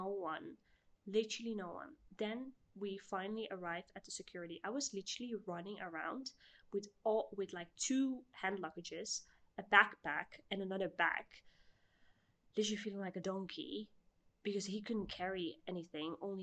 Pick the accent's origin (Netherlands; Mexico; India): Netherlands; now in Kuwait; I'm from the Netherlands